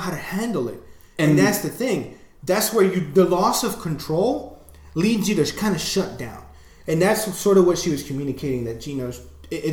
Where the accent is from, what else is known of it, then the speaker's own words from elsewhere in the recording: United States; being an American, living in the U.S.